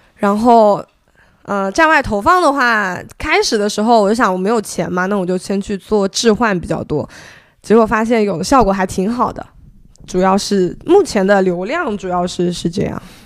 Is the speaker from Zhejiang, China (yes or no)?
yes; Zhejiang, China; also born or lived in Beijing; now in Hangzhou, China; 后面我选择回了杭州，因为我是浙江人嘛